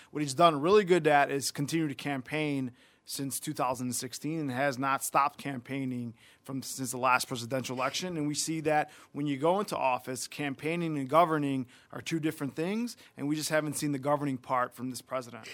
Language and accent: English; Chicago, Illinois, United States; born and raised in Chicago, product of, uh, C P S, uh, K through twelve